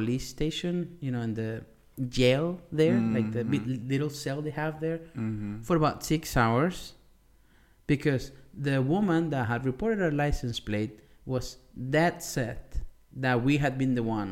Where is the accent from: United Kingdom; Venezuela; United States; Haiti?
Venezuela; Maracaibo, Zulia; moved away; it's Maracaibo, my hometown